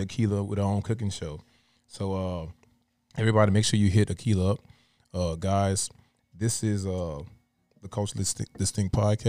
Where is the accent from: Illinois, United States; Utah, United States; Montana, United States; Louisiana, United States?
Louisiana, United States; I'm from Louisiana